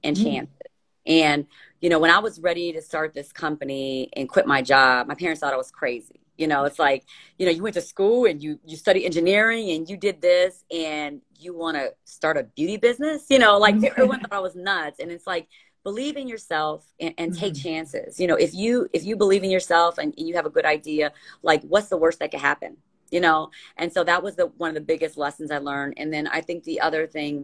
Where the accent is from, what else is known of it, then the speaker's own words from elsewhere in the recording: Gary, Indiana, United States; I grew up in Gary, and we didn't have much